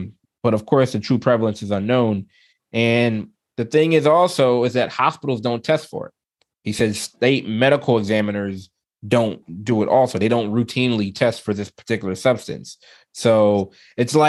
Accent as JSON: {"language": "English", "town": "Philadelphia", "region": "Pennsylvania", "country": "United States", "tie": "born or raised there", "said": "I love my city, born and raised in Philly"}